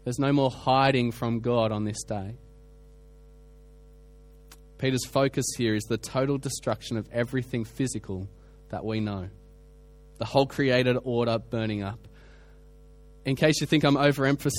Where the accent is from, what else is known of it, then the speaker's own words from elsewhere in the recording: Australia; I come from Australia. We have bushfires every summer